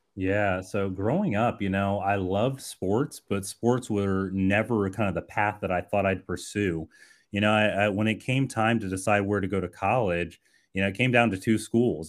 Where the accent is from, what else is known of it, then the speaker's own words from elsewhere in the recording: Colorado Springs, Colorado, United States; I grew up in Colorado Springs